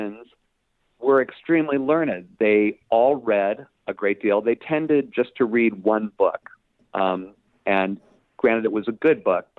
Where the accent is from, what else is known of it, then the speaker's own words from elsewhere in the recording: Cleveland, Ohio, United States; I grew up in Cleveland, Ohio